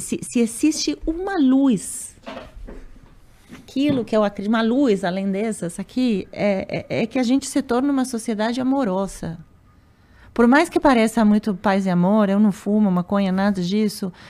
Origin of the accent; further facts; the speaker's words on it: Argentina; Portuguese is a second language; moved away as an adult; also born or lived in Uruguay / United States / Europe; now in Brazil; eu sou argentina